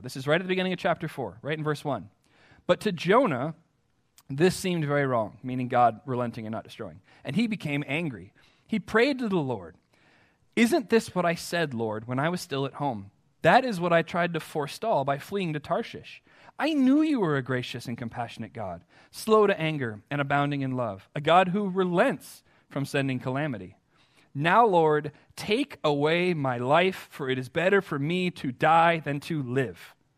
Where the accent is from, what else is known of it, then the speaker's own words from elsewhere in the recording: United States; as American Christians